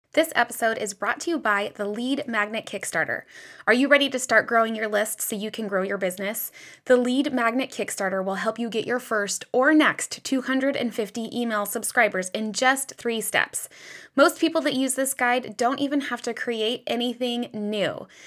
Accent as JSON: {"language": "English", "country": "United States", "tie": "born or raised there", "said": "growing up in the United States"}